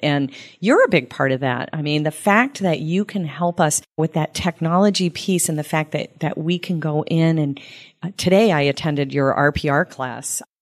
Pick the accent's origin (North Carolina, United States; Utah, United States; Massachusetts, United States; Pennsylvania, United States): Massachusetts, United States; Sterling; also born or lived in Phoenix; now in Tampa, United States; I grew up in Massachusetts, and, um, actually a small town, Sterling, Mass, outside of Boston